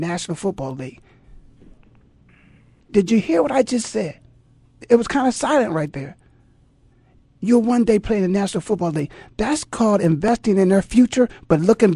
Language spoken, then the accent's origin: English; Canton, Ohio, United States; born or raised there